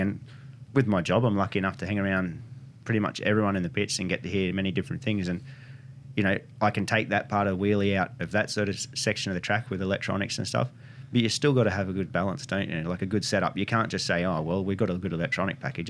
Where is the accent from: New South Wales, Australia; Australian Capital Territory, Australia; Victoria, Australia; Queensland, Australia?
New South Wales, Australia; Bulli; now in Wollongong, Australia; I was born in Bullough